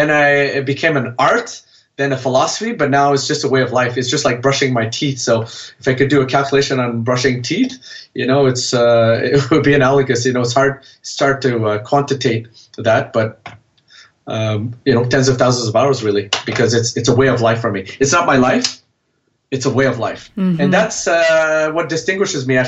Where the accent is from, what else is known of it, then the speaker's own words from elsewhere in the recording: Canada; I'm a Vietnamese origin, born and raised in Canada.